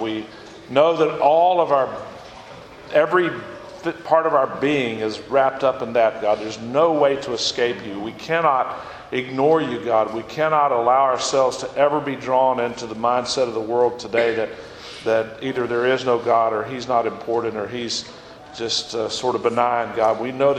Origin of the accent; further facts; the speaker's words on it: West Monroe, Louisiana, United States; This is Zach, my son. We're from West Monroe, Louisiana, and Monroe.